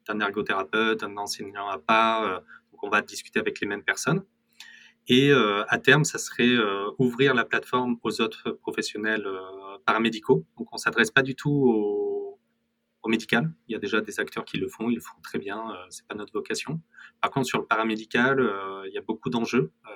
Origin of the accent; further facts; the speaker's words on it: Corrèze, Nouvelle-Aquitaine, France; je viens de Corrèze et je suis très fier de venir de Corrèze.